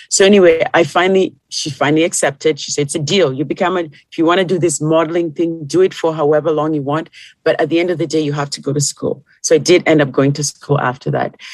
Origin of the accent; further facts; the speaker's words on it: Kenya; moved away; when I came from Kenya to here, my foundation was still the same